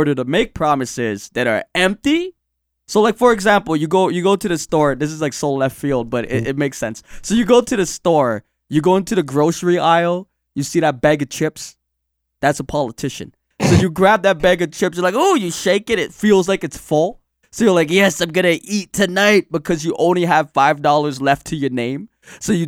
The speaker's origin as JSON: {"language": "English", "country": "Canada", "said": "we're Canadian."}